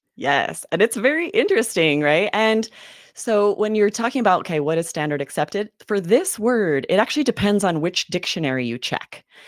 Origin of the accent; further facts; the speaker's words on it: the Northwest, Pacific Northwest, United States; I grew up in the Northwest